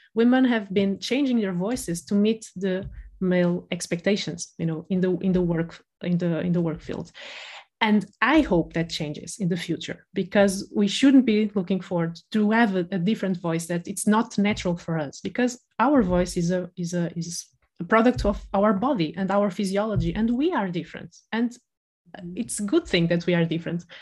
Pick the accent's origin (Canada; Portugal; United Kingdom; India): Portugal; Porto, Norte; accent: Porto; now in Lisbon, Portugal; I'm from the north of Portugal, I'm from Porto, and I moved to Lisbon